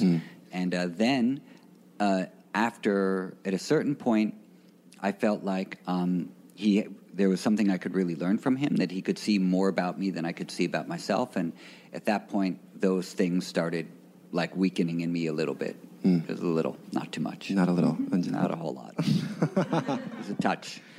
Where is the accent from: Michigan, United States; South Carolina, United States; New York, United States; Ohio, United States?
New York, United States; New York City; I'm from New York City, a native New Yorker. Um, I grew up in Greenwich Village